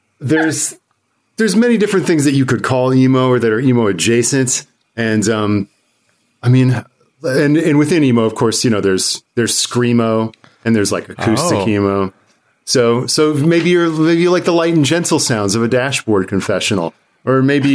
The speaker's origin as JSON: {"language": "English", "region": "the South", "country": "United States", "tie": "born or raised there", "said": "I grew up in the South"}